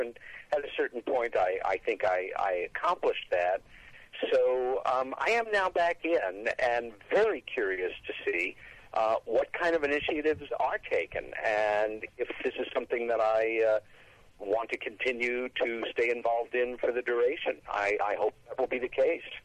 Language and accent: English; New York, United States; As a New Yorker who is 1,800 miles away from Roswell for 11 and a half months a year